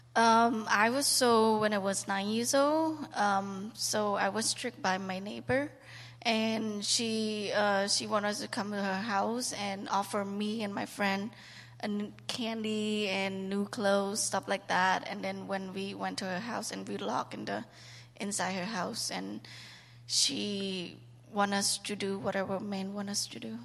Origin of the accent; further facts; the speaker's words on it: Cambodia; moved away; I was born and raised in Cambodia